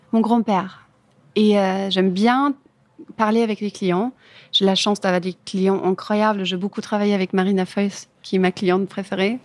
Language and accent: French; Germany; French is a second language; moved away as an adult; now in Paris, France; En Allemagne